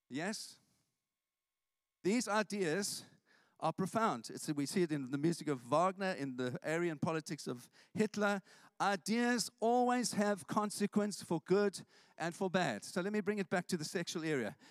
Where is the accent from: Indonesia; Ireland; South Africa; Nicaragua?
South Africa; now in St Albans, United Kingdom; I grew up in South Africa